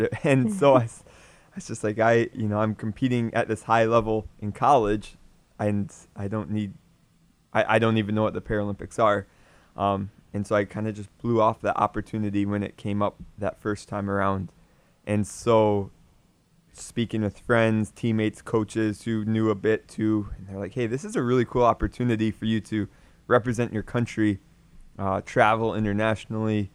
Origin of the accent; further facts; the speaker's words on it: Michigan, United States; I'm from Michigan, so ice hockey's popular. So I played hockey growing up